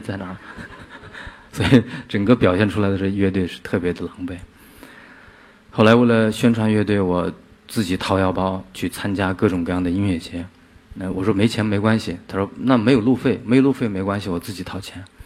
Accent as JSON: {"language": "Chinese", "region": "Inner Mongolia grasslands", "country": "China", "tie": "born or raised there", "said": "我从小就是来自一个边缘地区，内蒙古草原"}